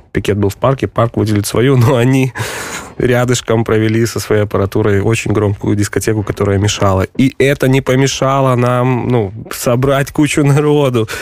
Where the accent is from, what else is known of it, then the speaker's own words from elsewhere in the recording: Pinsk, Brest Region, Belarus; moved away as an adult; also born or lived in Ukraine; now in Warsaw, Poland; я из Пинска